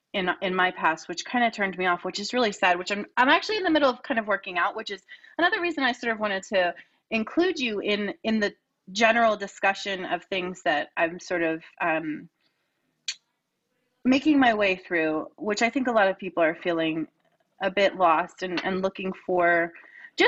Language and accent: English; Lower Bucks County, Pennsylvania, United States; I grew up in Lower Bucks County, which was so many different religions